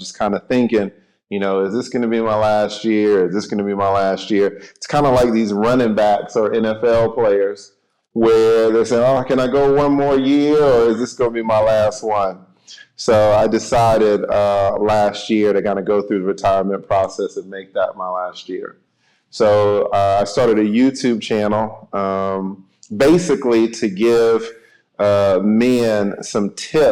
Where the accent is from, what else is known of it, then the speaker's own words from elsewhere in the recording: Atlanta, Georgia, United States; I am from Atlanta, Georgia